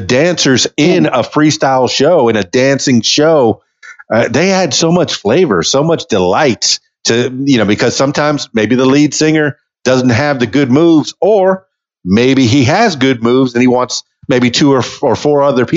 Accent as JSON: {"language": "English", "town": "Miami", "region": "Florida", "country": "United States", "said": "I'm from Miami."}